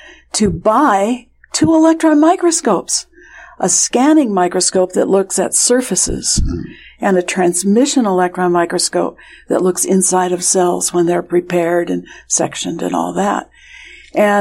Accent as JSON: {"language": "English", "region": "Oregon", "country": "United States", "tie": "born or raised there", "also_born_or_lived": "Pennsylvania", "moved": "as an adult", "said": "I grew up in Oregon"}